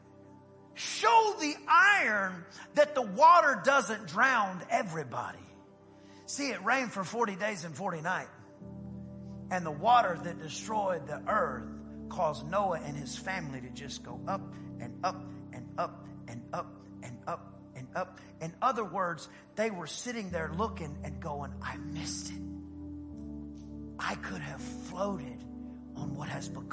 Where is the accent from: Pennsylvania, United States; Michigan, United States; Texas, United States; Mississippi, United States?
Texas, United States; East; I grew up in East Texas.